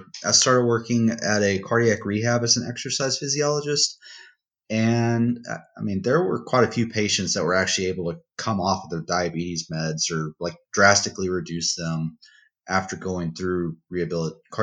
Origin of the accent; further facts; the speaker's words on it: Odessa, Texas, United States; my hometown of Odessa